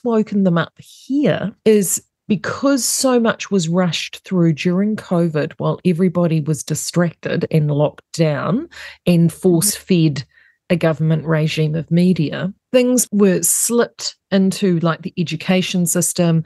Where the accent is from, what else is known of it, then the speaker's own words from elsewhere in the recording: New Zealand; as a New Zealander